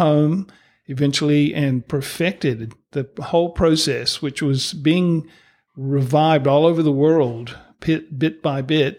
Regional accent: East Coast of the USA, United States; moved away as an adult; now in New Zealand; growing up in the East Coast of the U S

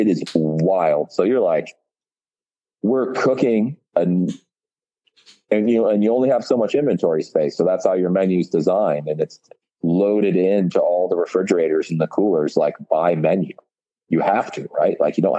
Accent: Georgetown, United States; Like I'm a chef, you know, but I grew up in Georgetown. I can milk a fucking goat. I know how to make cheese.

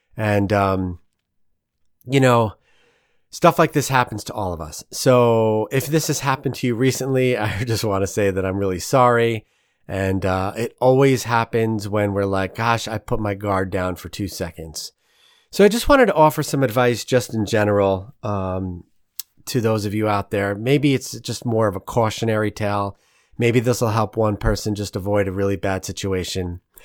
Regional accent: New York, United States; now in St. Louis, United States; being a New Yorker

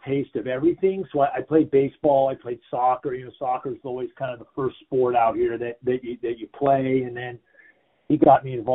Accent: Solana Beach, California, United States; I grew up here in Solana Beach, California

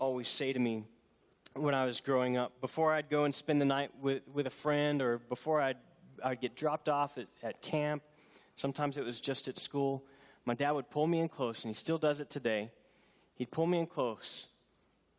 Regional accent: Houston, Texas, United States; I grew up near Houston, not far from San Jacinto

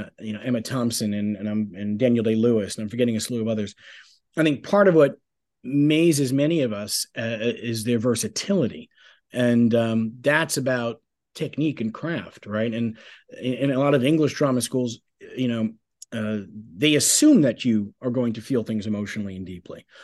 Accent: Bay Shore, New York, United States; also born or lived in Huntington, New York; I was born in um, Bayshore, Long Island, New York

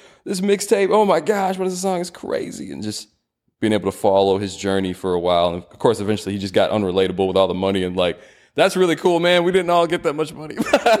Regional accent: Irving, Texas, United States; I grew up in Irving, and there's this cool spot called New York Pizza Pasta. Off of MacArthur, what else is over there? By my old middle school, Barbara Bush Middle School.

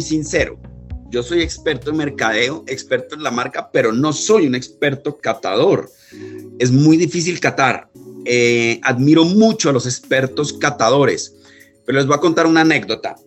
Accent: Pasto, Nariño, Colombia; yo soy pastuso

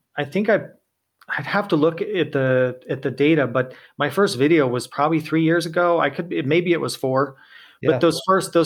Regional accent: Temecula, California, United States; I am a California native. So I grew up in Southern California, kind of outside of a town called Temecula

